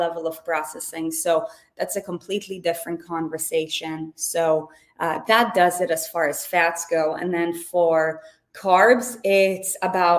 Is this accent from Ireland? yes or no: no; Israel; moved away; I was born and raised in Israel